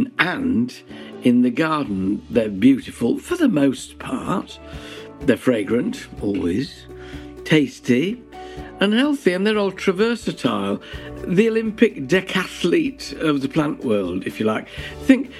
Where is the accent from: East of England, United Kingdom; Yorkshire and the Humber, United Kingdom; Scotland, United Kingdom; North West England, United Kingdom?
Yorkshire and the Humber, United Kingdom; Ilkley; I grew up in Ilkley in the Yorkshire Dales in Wharfdale